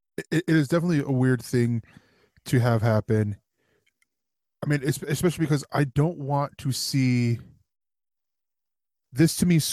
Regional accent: Detroit, Michigan, United States; oh, well, even though I'm from Detroit, I'm going to make a Kentucky statement

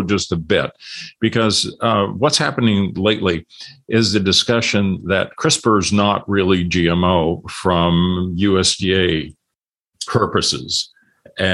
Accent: Illinois, United States; where I grew up in Illinois

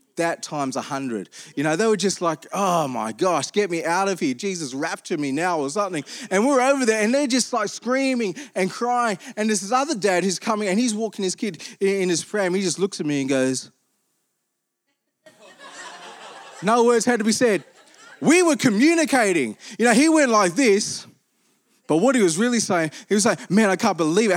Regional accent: Armidale, New South Wales, Australia; I grew up in Armidale

